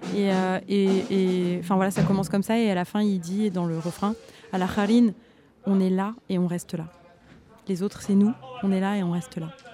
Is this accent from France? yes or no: yes; France; je suis française et que je suis née en France